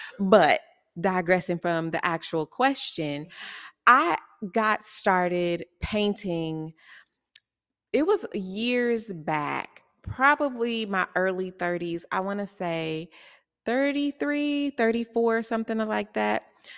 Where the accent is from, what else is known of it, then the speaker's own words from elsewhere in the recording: Kansas City, Missouri, United States; also born or lived in Texas; I am, like Nikita just said, a visual artist here in Kansas City. I was born in Texas, raised here in Kansas City.